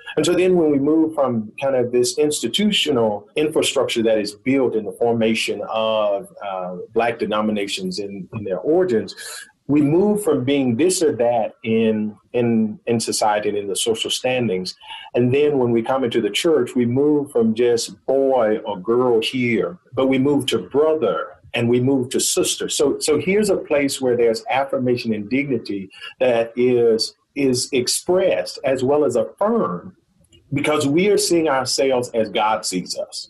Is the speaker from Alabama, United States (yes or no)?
yes; Goodwater, Alabama, United States; my hometown, Goodwater, Alabama